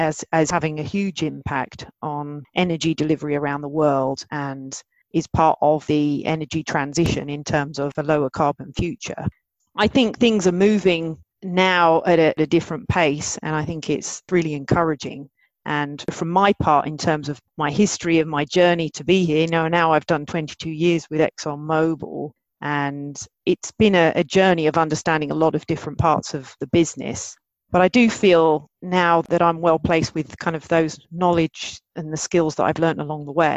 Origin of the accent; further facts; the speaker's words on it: Maidstone, South East England, United Kingdom; I grew up in Maidstone, Kent in the UK.